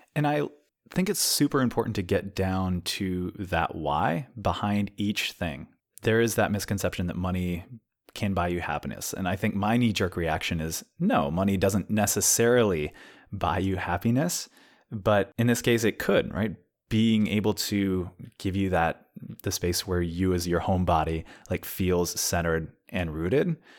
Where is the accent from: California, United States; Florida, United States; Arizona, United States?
California, United States; San Luis Obispo; moved away; I am staying with a friend in San Luis Obispo, which is my hometown